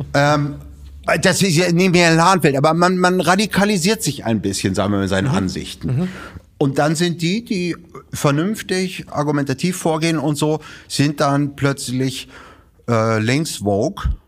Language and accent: German; Bremen, Germany; Geboren in Bremen